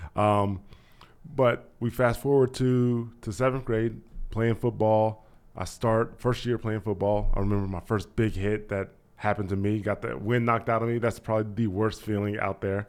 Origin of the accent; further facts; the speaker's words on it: Dayton, Ohio, United States; also born or lived in Kentucky / Miamisburg, Ohio; Born in Kentucky, was brought up in Dayton, Ohio because my parents were seeking opportunities, better opportunities for work and for school